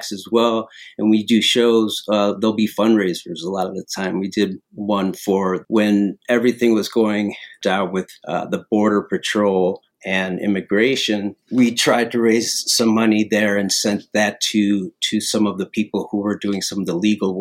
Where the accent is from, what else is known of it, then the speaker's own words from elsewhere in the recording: Chicago, Illinois, United States; we're from Chicago